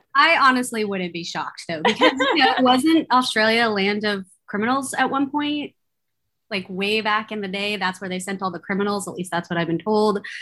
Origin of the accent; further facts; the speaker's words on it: Bay Area, California, United States; growing up in the Bay Area in California